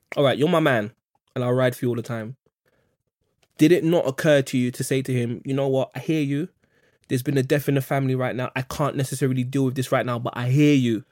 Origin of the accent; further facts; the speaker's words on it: London, United Kingdom; I grew up in Kensal Rise in the eighties